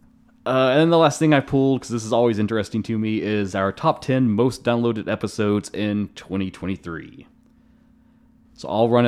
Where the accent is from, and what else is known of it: Kentucky, United States